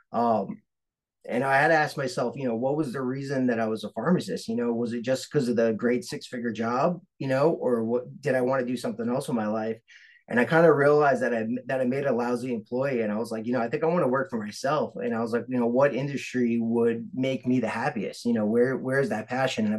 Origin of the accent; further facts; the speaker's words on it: New York City, New York, United States; moved away as an adult; I grew up in Staten Island